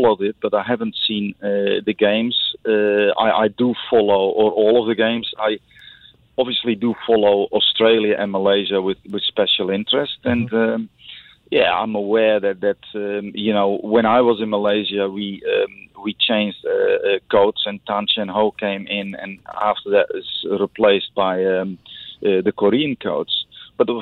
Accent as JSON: {"language": "English", "country": "Netherlands", "moved": "yes", "lives_now": "Singapore", "said": "I come from Holland"}